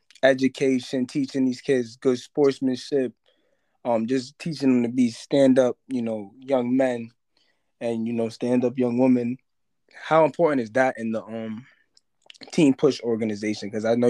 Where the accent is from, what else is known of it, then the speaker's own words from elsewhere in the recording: New York, United States; now in Boston, United States; Well, I'm from New York. I live in Boston now, but I'm from New York